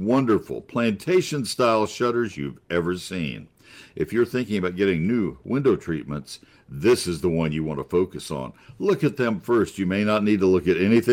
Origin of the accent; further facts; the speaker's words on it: College Station, Texas, United States; also born or lived in Columbus, Ohio / Fort Collins, Colorado; I grew up in the Texas A&M community in College Station.